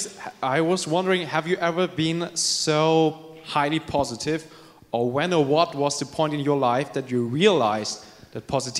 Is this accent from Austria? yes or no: yes; Vienna, Austria; I'm from Vienna in Austria